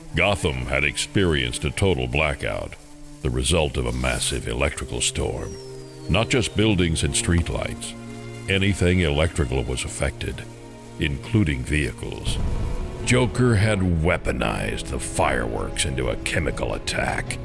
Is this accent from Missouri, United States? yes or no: yes; Kansas City, Missouri, United States; I was from Kansas City